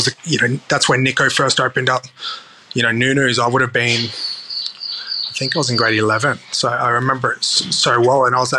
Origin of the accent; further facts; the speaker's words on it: Darwin, Northern Territory, Australia; I think that comes from my early memories of growing up in Darwin.